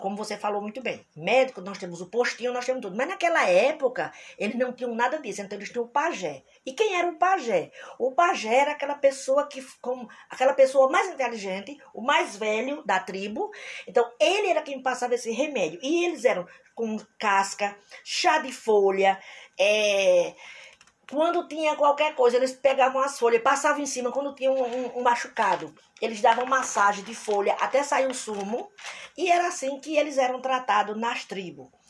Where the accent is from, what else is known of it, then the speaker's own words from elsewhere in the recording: Brazil; nós somos brasileiros e persistentes